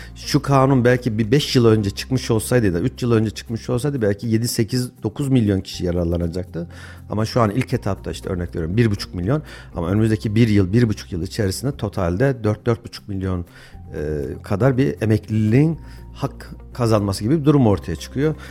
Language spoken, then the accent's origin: Turkish; Kayseri Province, Turkey; ben Kayseriliyim.